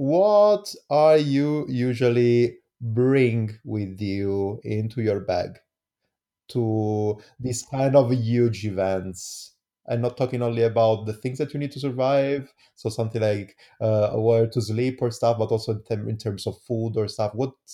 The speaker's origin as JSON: {"language": "English", "country": "Italy", "second_language": "English", "said": "as well as in Italy, I am Italian. I don't know, everybody knows it. I don't know if you understood from my amazing accent."}